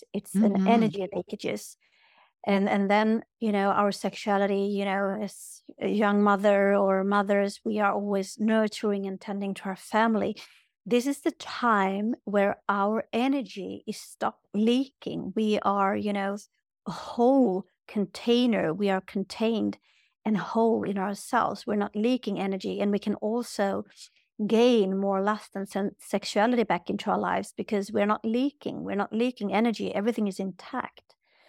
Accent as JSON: {"language": "English", "country": "Sweden", "tie": "born or raised there", "said": "like I'm from Sweden, born and raised, and they call us like menopause cows"}